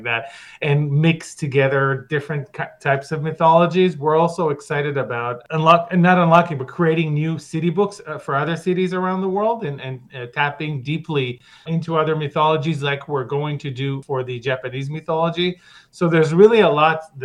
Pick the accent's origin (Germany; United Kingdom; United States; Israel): Israel; I'm from Israel